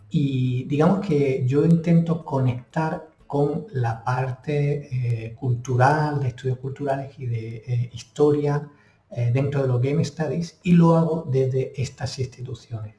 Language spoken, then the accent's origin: Spanish; Granada, Andalusia, Spain; moved away as an adult; now in Washington, D.C., United States; soy de Granada, aunque llevo ya casi 10 años fuera de España